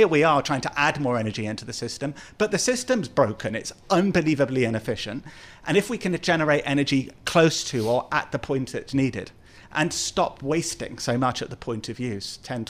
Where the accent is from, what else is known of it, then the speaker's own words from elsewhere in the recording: London, United Kingdom; like my hometown of London, because of the cars, taxis, and buses.